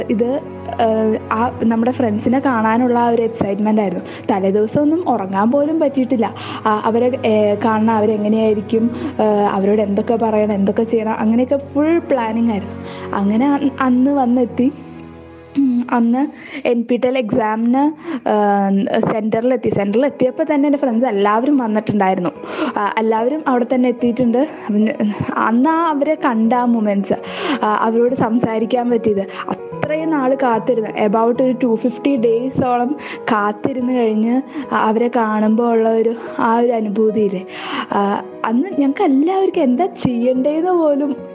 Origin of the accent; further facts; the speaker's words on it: Chalakudy, Kerala, India; ഞാൻ ചാലക്കുടിയിൽ നിന്നാട്ടോ